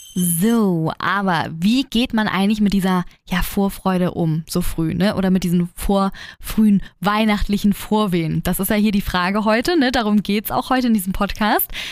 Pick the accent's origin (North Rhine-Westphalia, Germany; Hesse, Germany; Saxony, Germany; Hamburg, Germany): Hamburg, Germany; bei uns in Hamburg